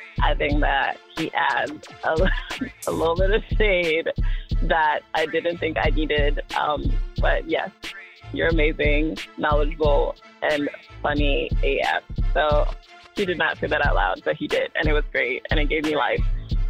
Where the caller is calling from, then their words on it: Chicago, Illinois, United States; I am calling from Chicago.